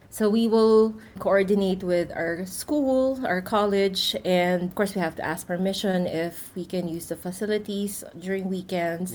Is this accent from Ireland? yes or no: no; Philippines; moved away; I'm originally from the Philippines